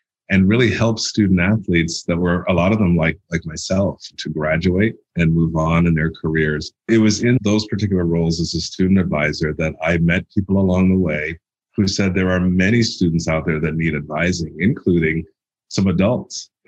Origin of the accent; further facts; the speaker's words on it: Toronto, Ontario, Canada; moved away as an adult; I grew up in Toronto, Canada